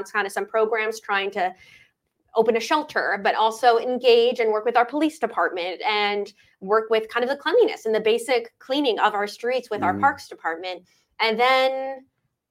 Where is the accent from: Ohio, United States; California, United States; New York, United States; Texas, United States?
California, United States; Ventura; I grew up in Ventura. I've always loved Ventura. I moved here in sixth grade